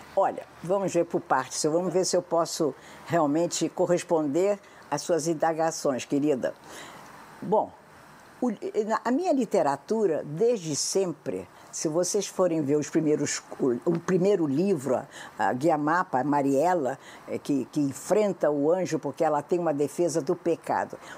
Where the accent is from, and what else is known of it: Brazil